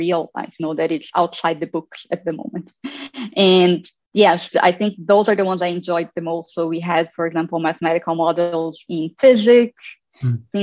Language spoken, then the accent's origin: English; Campinas, São Paulo, Brazil; moved away as an adult; now in Berlin, Germany; I studied in the University of Campinas, which is in my hometown where I was born.